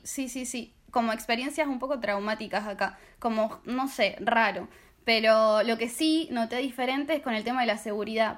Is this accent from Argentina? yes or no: yes; Argentina; moved away as an adult; also born or lived in Strasbourg, France; now in Paris, France; vengo de Argentina, tengo 23 años.